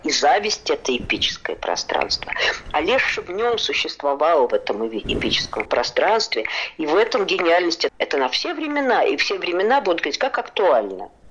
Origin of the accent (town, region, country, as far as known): Saratov, Saratov Oblast, Russia; born or raised there